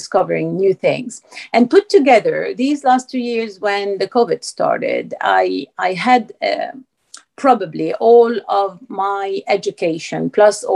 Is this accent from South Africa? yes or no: no; Lebanon; moved away as an adult; also born or lived in France; now in London, United Kingdom; I was born in Lebanon. I grew up there